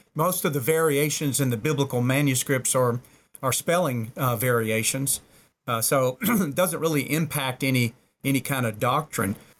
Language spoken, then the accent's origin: English; the South, United States; I was born and reared in the South, er, you know, stereotypically the Bible Belt.